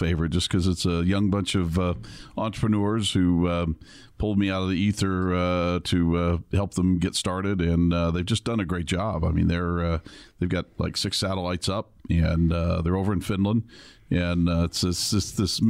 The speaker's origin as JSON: {"language": "English", "town": "Los Angeles", "region": "California", "country": "United States", "moved": "yes", "lives_now": "Tucson, United States", "said": "I came from Los Angeles originally, but don't tell anybody that."}